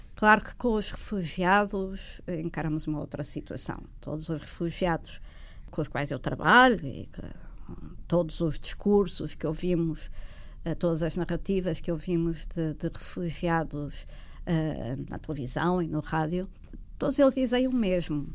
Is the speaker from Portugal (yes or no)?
yes; Portugal; quando imigramos, enquanto portugueses